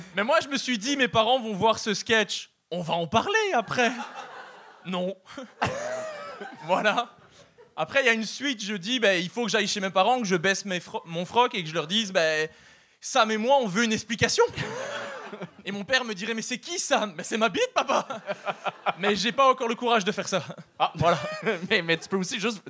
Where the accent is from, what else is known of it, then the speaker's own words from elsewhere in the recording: Belgium; accent: European; now in Canada; je suis belge